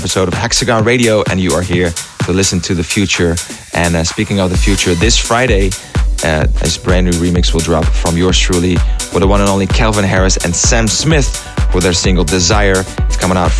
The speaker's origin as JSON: {"language": "English", "country": "Netherlands", "said": "All the way from the Netherlands, my home country."}